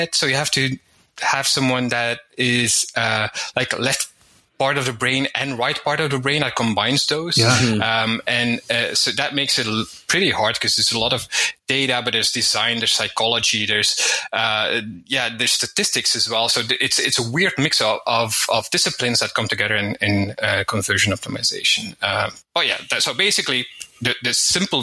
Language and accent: English; Belgium; now in Spain; I'm from Belgium originally. I live in Spain